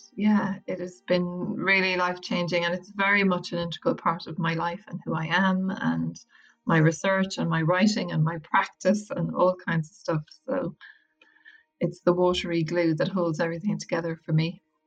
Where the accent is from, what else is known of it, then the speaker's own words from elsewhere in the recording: Wicklow, Leinster, Ireland; moved away as an adult; also born or lived in London / Westport, County Mayo; I'm from Wicklow